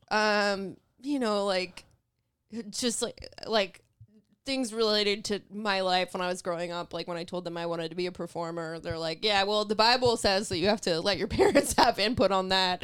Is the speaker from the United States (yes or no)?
yes; Los Angeles, California, United States; also born or lived in Santa Clarita, California; I was born in the San Fernando Valley, um, and that's like, I only lived there until I was like eleven or twelve